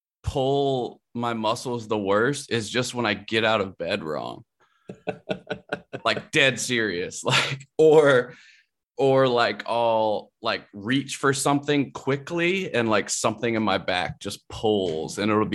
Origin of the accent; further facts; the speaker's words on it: Columbia, South Carolina, United States; Like, that was in my hometown, Columbia, South Carolina.